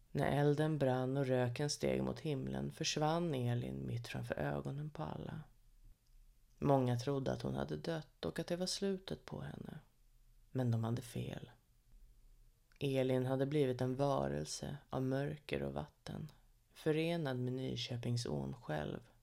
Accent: Sorunda, Stockholm County, Sweden; Sorunda. Ja, där är jag född och uppvuxen

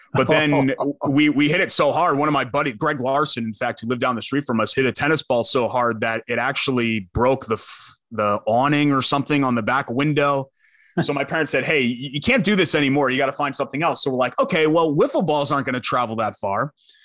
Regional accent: Trumbull, Connecticut, United States; moved away as an adult; now in Indianapolis, United States; But Connecticut was, it'll always be home to me. It was a great place to grow up.

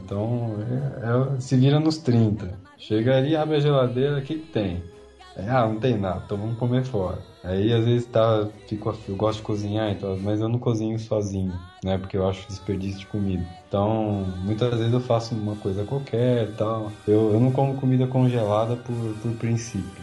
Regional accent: São Paulo, Brazil; moved away as an adult; also born or lived in Paris region, France; now in France; Eu nasci em São Paulo e morava na região ali da Paulista. Eu sempre morei por ali

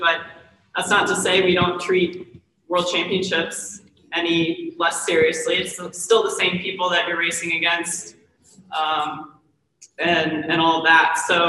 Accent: Maryland, United States; So she's from Virginia. I'm from Maryland. And of course, she's quite a few years younger than me. So we never really raced growing up in that area.

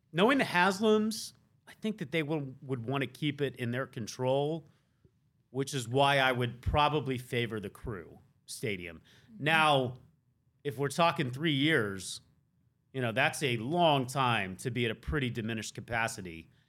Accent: the South, United States; moved away; I'm from the South, sorta.

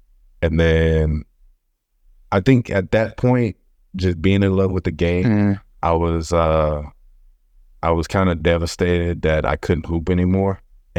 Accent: Houston, Texas, United States; I grew up on the north side of Houston. You know, family never came from like big means. You're always like a lower working class family. You know, basically grew up on North Main.

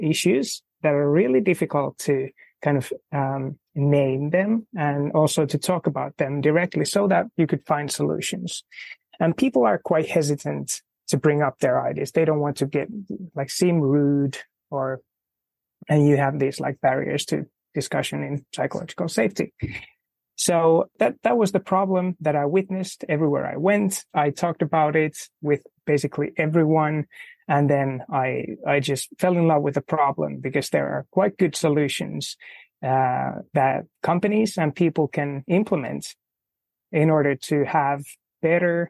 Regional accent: Finland; I'm from Finland

